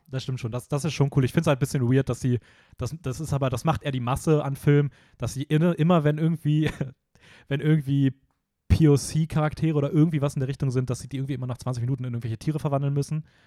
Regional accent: Hameln, Lower Saxony, Germany; meine Heimat

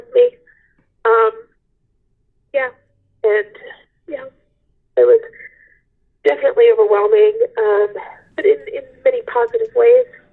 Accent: Rhode Island, United States; I was born in Rhode Island. My family is from Rhode Island

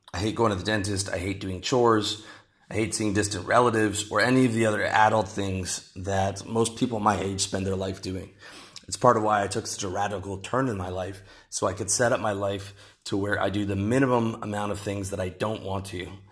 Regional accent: Canada; moved away as an adult; my home country of Canada

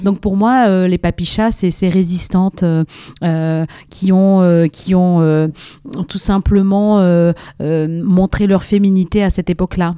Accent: Algiers, Algiers Province, Algeria; moved away as an adult; also born or lived in Moscow, Russia; now in France; j'ai vécu trois ans à Moscou et puis après, on a, on a déménagé à Alger. Donc j'ai vécu une grosse partie de, donc de, ma, de ma jeunesse euh, en Algérie

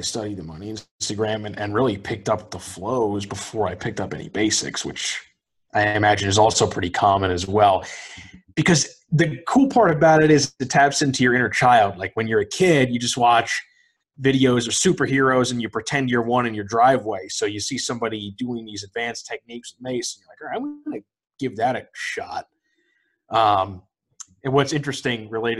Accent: Bergen County, New Jersey, United States; moved away as an adult; now in North Carolina, United States; I am a native of New Jersey. Yes. Lived there for 25 years. Born and raised in Bergen County.

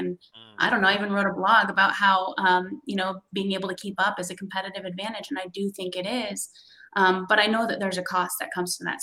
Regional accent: West Coast, United States; moved away; I came from the West Coast, not the East Coast.

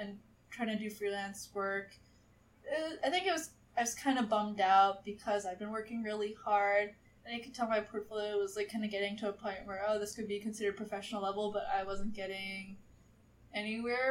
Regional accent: New York City, New York, United States; moved away as an adult; also born or lived in St. Louis, Missouri; now in Los Angeles, United States; I'm from Brooklyn, New York

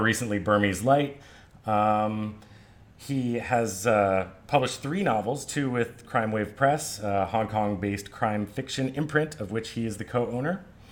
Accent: Hawaii, United States; now in Bangkok, Thailand; I'm from Hawaii

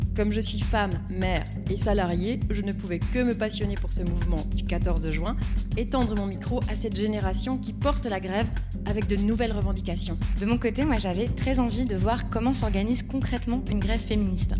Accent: France; je suis française

